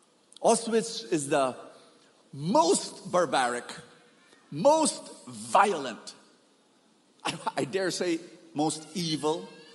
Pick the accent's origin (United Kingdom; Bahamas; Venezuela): Bahamas; I came from Bahamas. In a small island, there are 7 feasts.